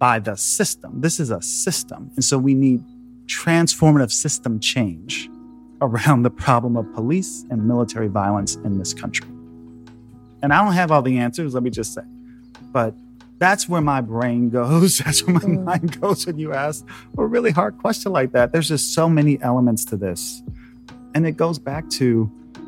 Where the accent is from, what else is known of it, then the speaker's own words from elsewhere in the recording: Chicago, Illinois, United States; I'm from Chicago, I'm the son of a public school teacher. I went through public schools all the way through college.